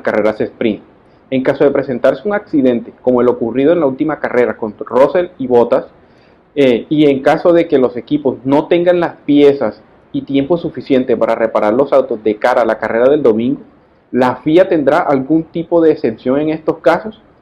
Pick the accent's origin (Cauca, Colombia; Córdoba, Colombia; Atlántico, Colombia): Atlántico, Colombia; Barranquilla; soy de Barranquilla, Colombia